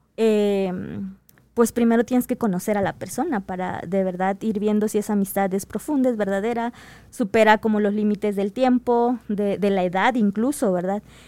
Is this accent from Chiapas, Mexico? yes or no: yes; Chiapas, Mexico; moved away; yo soy del estado de Chiapas